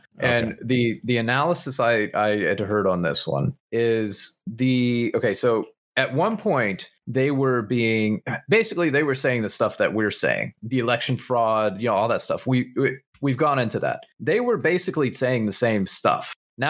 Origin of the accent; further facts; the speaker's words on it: Midwest, United States; As a Midwesterner, you don't do that.